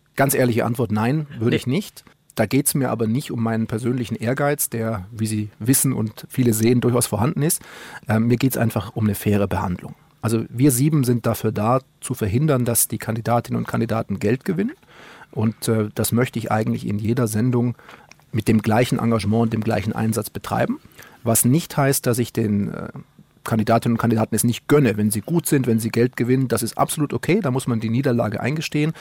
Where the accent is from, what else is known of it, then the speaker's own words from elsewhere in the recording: Oberstdorf, Bavaria, Germany; moved away; also born or lived in Duisburg; ich komme ja aus Oberstdorf im Allgäu